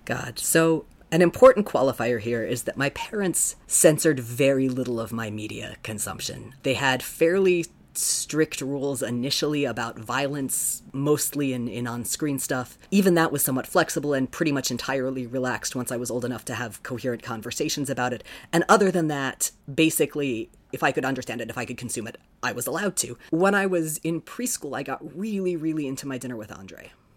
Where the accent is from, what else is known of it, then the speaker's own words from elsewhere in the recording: Sarasota, Florida, United States; also born or lived in South Bend, Indiana; I was born in South Bend. I lived there until um, a little before I turned seven, and then spent the rest of my childhood in Sarasota